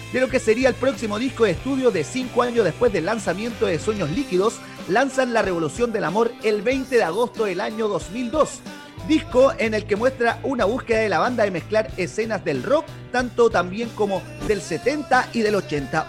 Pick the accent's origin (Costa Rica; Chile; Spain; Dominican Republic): Chile; somos chilenos